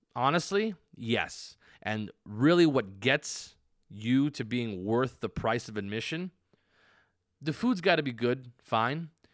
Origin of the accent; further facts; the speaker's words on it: United States; I'm very American